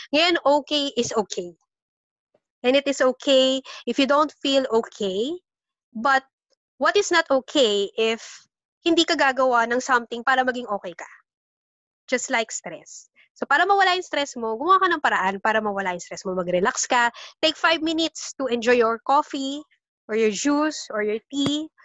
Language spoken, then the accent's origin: Tagalog; Philippines